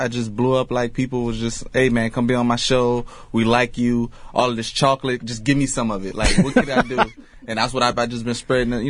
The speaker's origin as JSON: {"language": "English", "town": "New Orleans", "region": "Louisiana", "country": "United States", "tie": "born or raised there", "also_born_or_lived": "Mississippi", "moved": "as an adult", "lives_now": "Portland, United States", "said": "I was born and raised in New Orleans."}